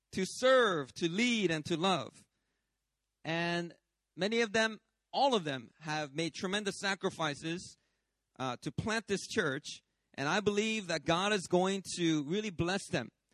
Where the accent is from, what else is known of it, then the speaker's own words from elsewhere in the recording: United States; moved away as an adult; now in Sydney, Australia; I grew up in America. I'm a Korean American, is how most people call it